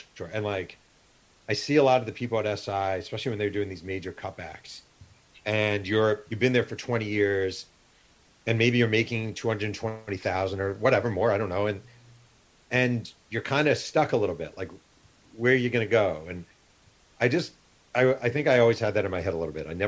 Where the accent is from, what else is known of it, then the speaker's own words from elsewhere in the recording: Mahopac, New York, United States; moved away as an adult; also born or lived in New Rochelle, New York; now in California, United States; I grew up in New York.